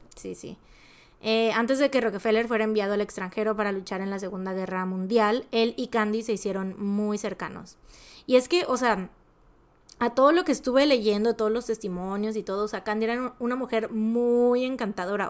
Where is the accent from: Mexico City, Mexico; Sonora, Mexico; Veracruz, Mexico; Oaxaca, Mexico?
Veracruz, Mexico; nosotros igual y como jarochos lo mencionamos muy así